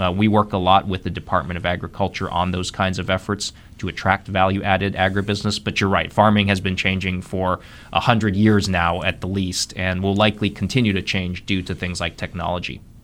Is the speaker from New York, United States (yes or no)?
no; Columbus, Ohio, United States; moved away as an adult; also born or lived in Missouri; now in North Carolina, United States; I'm a native of Ohio, born and raised in Columbus, Ohio. Spent my first thirty years there